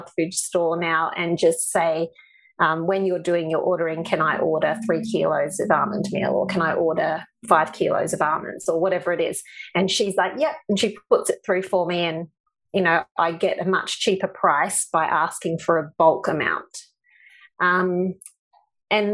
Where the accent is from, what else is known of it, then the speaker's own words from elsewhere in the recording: Texas, United States; now in Australia; being Texan